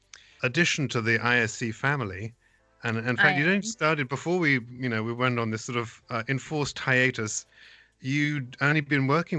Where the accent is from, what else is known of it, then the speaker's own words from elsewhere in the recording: England, United Kingdom; moved away as an adult; now in United States; as many people know, I come from England. That's where I grew up and came over here.